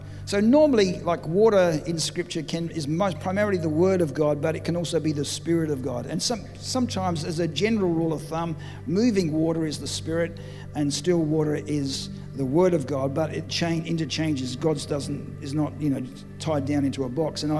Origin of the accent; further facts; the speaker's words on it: Adelaide, South Australia, Australia; we come from Adelaide